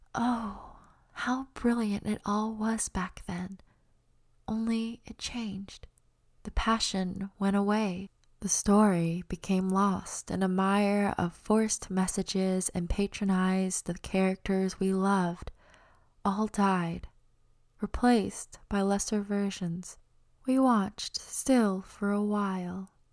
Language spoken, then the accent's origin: English; Auburn, Alabama, United States; moved away as an adult; also born or lived in Los Angeles; I was born and raised in Auburn